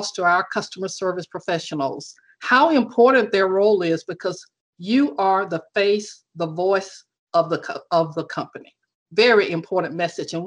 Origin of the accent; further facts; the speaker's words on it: Alabama, United States; Alabama, which of course is my home state